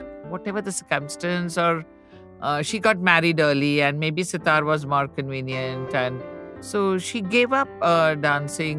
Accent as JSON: {"language": "English", "town": "Ahmedabad", "region": "Gujarat", "country": "India", "tie": "born or raised there", "also_born_or_lived": "Mumbai", "said": "When we moved to Ahmedabad from Bombay, I was very young"}